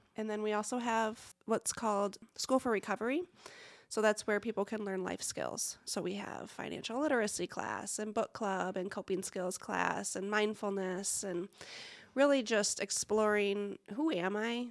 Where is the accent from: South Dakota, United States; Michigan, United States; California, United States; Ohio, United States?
Michigan, United States; Lake Odessa; now in Muncie, United States; I grew up in a tiny little town, much smaller than Muncie, called Lake Odessa.